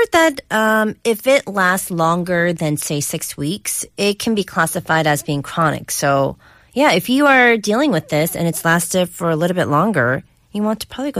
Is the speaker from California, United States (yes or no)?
yes; California, United States; moved away as an adult; born and raised in California, I've been here 8 years, still can't get used to the cold.